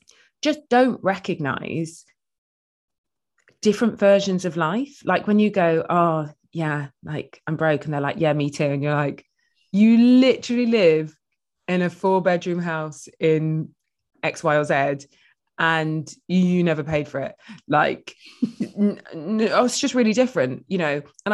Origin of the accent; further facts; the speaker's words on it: England, United Kingdom; I was like, oh, I'm from the Midlands. And it just didn't seem like a thing that they got.